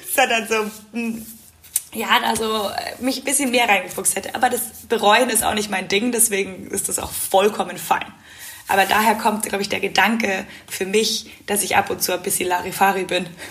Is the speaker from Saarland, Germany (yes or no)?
no; Munich, Bavaria, Germany; bin auch unglaublich gerne zu Hause in München. Das ist meine Heimat